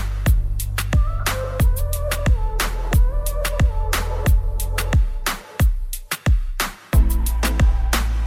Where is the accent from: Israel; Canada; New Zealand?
Israel; accent: Israeli; English is a second language; my accent, if you asked yourself, what is that? So I'm an Israeli.